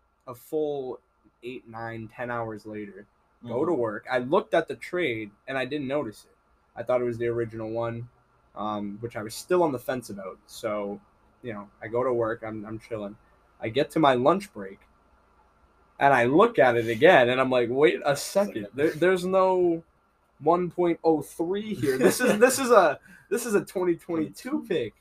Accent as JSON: {"language": "English", "town": "Marblehead", "region": "Massachusetts", "country": "United States", "tie": "born or raised there"}